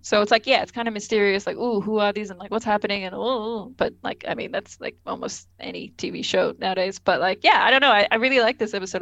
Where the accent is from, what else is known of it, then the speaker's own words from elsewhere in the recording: Australia; I'm Australian, it's fine. We're both Australian